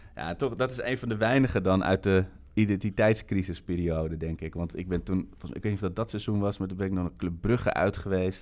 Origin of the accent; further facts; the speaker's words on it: Amsterdam, North Holland, Netherlands; ik kom uit Amsterdam